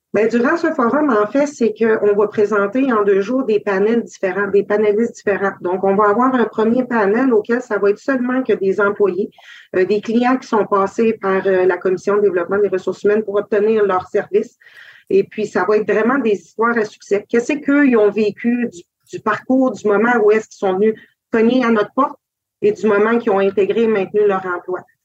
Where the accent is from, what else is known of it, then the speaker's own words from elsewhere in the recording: Quebec, Canada; Je suis Algonquin-Cree de Chitogan et Waskaganish